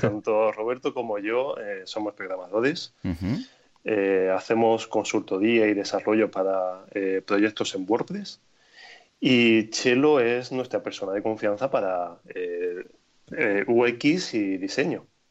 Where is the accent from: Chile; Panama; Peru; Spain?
Spain; Granada, Andalusia; also born or lived in Berlin; en Granada, que es mi ciudad natal